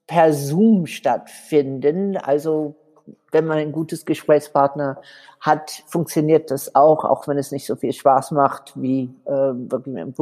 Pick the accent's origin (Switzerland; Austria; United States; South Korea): United States; Southern United States; born there; Ich bin in den Südstaaten von den USA geboren